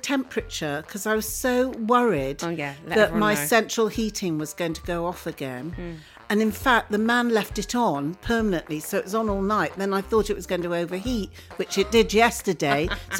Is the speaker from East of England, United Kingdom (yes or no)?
no; Manchester, North West England, United Kingdom; I come from Manchester.